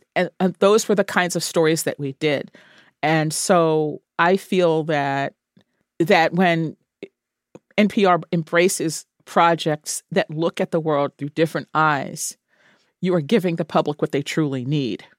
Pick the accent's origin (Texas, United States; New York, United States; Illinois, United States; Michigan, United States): New York, United States; growing up in New York